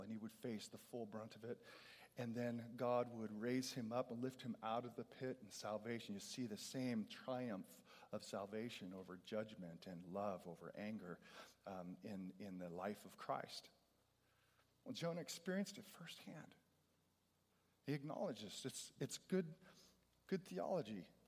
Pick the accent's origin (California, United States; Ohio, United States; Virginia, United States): California, United States; I'm a Californian